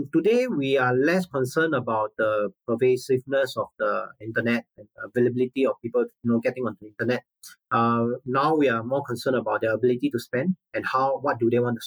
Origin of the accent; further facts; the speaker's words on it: Singapore; also born or lived in China; I'm a Singaporean by birth